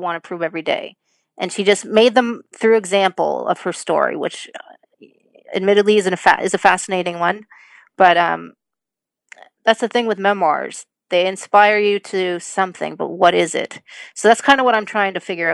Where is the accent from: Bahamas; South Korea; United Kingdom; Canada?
Canada; we grew up in the 80s and we grew up in Canada